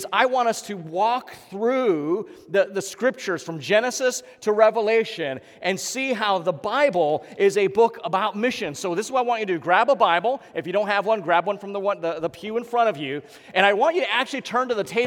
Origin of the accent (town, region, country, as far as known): Honolulu, Hawaii, United States; moved away as an adult; also born or lived in Los Angeles